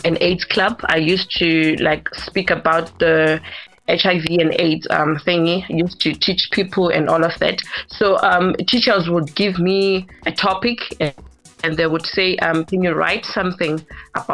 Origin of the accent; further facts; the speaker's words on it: Tembisa, Gauteng, South Africa; also born or lived in Bulawayo, Zimbabwe; I grew up in Tembisa